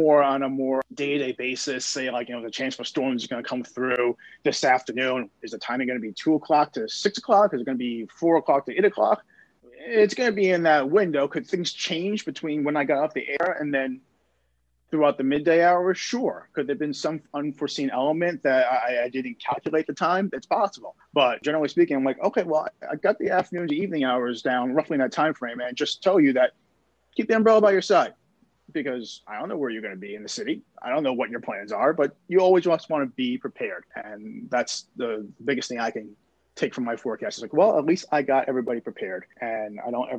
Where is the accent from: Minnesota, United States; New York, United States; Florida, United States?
New York, United States; New York City; now in Houston, United States; I'm from New York City, so right. I am a Yankee fan.